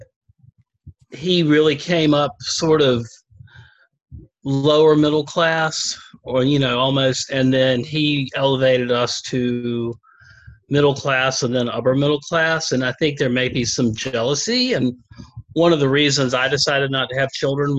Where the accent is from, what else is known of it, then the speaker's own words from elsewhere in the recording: the South, United States; accent: southern; my southern accent